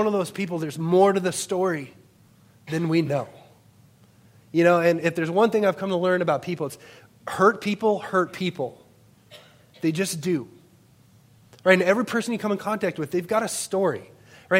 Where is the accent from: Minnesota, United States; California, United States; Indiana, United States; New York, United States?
Minnesota, United States; Worthington; I grew up in Worthington, Minnesota